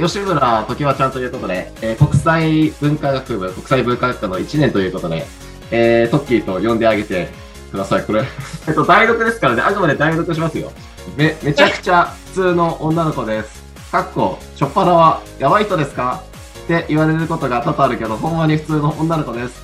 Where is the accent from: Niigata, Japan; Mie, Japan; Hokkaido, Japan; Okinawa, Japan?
Hokkaido, Japan; moved away; 北海道出身